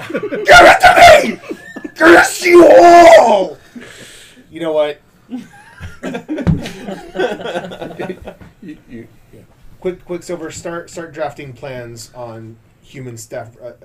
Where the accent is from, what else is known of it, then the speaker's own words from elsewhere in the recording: Midwest, United States; You know I grew up in the Midwest.